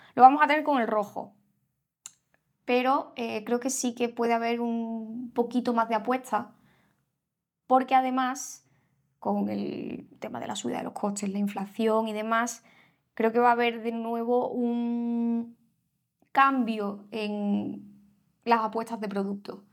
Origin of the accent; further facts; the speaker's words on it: Seville, Andalusia, Spain; somos los dos de Sevilla